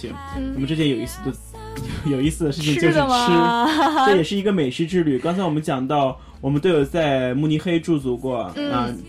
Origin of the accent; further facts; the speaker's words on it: Qingdao, Shandong, China; 作为一个青岛人来说